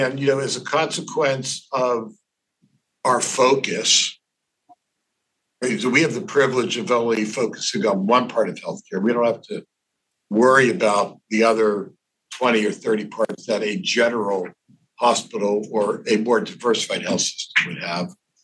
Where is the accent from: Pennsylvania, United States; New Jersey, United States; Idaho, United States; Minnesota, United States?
Pennsylvania, United States; Pittsburgh; moved away as an adult; also born or lived in Ohio; now in New York City, United States; I wasn't born there. I was born in Ohio, but I grew up in Pittsburgh.